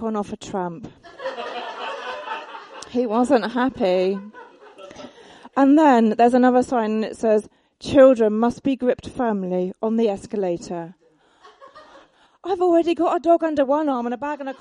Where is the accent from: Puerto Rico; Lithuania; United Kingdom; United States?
United Kingdom; Egham, South East England; I come from Egham